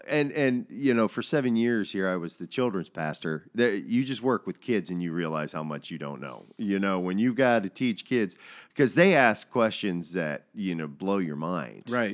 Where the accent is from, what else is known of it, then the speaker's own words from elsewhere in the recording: United States; I'm an American